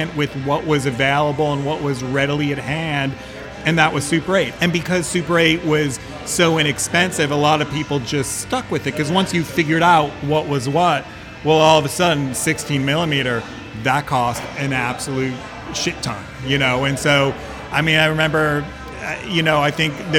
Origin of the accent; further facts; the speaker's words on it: Midwest, United States; now in San Francisco, United States; I was also from the Midwest, no connection to the film industry